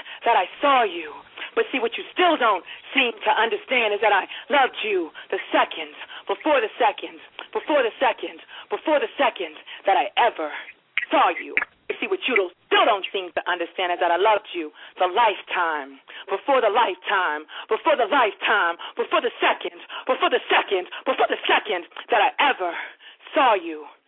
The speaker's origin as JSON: {"language": "English", "town": "Baltimore", "region": "Maryland", "country": "United States", "tie": "born or raised there", "said": "Baltimore, that is my hometown. I love my city of Baltimore"}